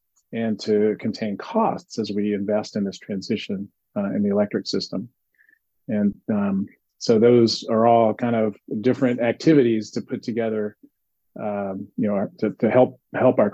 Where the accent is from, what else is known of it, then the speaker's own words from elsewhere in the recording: Nashville, Tennessee, United States; now in California, United States; I grew up in Nashville, Tennessee